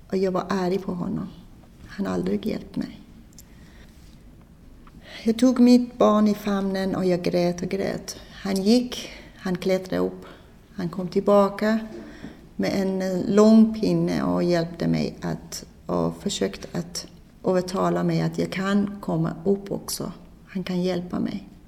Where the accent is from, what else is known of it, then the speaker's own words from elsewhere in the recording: Iran; Swedish is a second language; moved away as an adult; now in Sweden; Jag kom eh, från Iran. Ursprungligen jag är muslim, men jag konverterade till